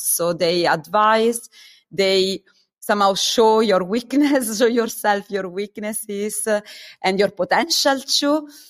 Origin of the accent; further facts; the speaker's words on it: Italy; moved away as an adult; also born or lived in Germany; I come from Italy